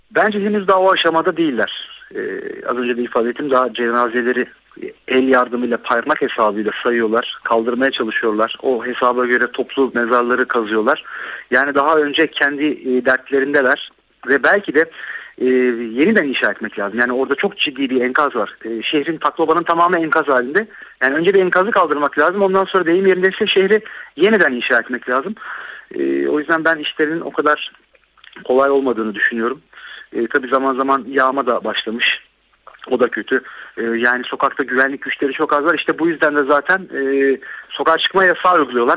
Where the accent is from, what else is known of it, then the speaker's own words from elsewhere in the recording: Değirmendere, Kocaeli, Turkey; Değirmendereliyim ben. 17 Ağustos depreminin yıkımının ne olduğunu bilirim.